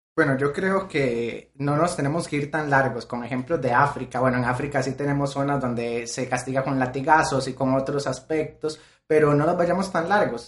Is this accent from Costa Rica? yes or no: yes; Costa Rica; soy de Costa Rica